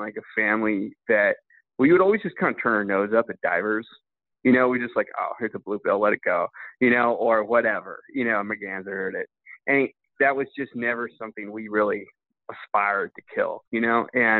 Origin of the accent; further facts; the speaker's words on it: California, United States; so I grew up in California hunting ducks since, you know, 3 years old.